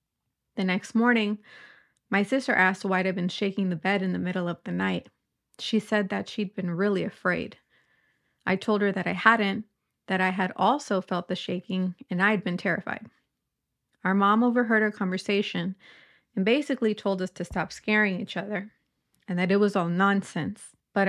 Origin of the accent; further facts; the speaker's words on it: Northern Ireland, United Kingdom; I'm from Northern Ireland.